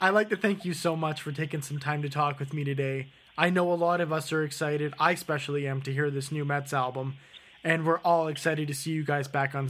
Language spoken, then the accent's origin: English; Canada; I feel like it could be some like very inherent thing about being Canadian, because I even feel it's that way with Canadian film.